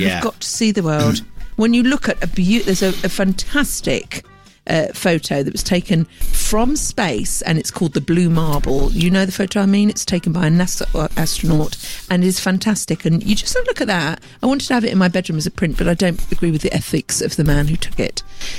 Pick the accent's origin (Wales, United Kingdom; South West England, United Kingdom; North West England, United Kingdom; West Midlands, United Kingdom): Wales, United Kingdom; Cardiff; I'm from Cardiff.